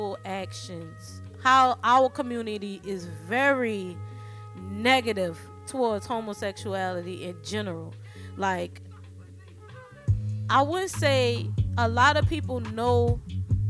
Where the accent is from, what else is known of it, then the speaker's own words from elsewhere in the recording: New Orleans, Louisiana, United States; accent: New Orleans; my New Orleans accent